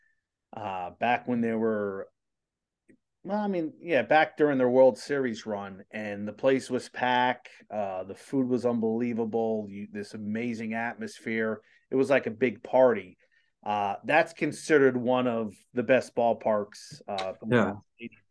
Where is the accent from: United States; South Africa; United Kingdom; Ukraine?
United States; New Jersey; now in Indiana, United States; I grew up in New Jersey